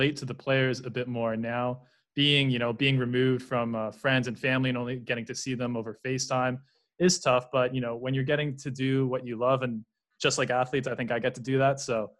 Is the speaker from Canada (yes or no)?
yes; Canada; moved away as an adult; now in Europe; these debates are great for me as a Canadian